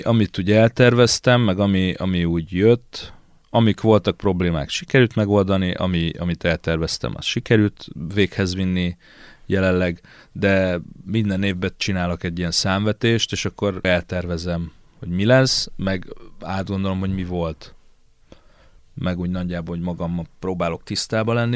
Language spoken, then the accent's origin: Hungarian; Székesfehérvár, Fejér, Hungary; Itt is születtem, itt is lakom, itt is halok meg majd.